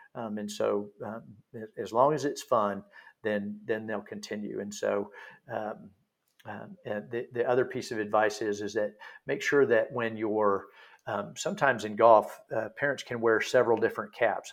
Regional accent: Texas, United States; now in Pinehurst, United States; I'm from Texas originally

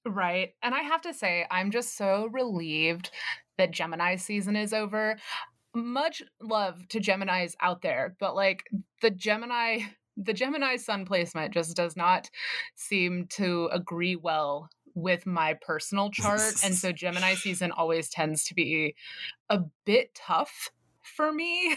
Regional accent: the South, United States; growing up in the South

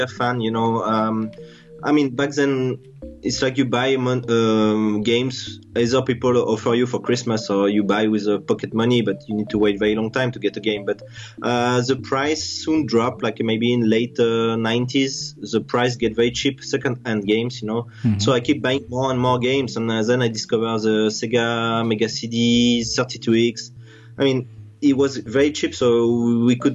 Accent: France; also born or lived in Singapore; I'm from France. Yeah, I'm French

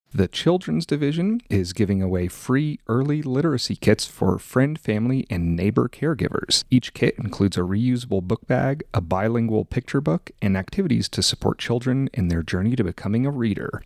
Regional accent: Colorado, United States; I'm from Colorado

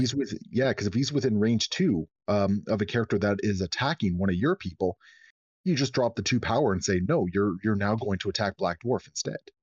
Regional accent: Canada; as a Canadian

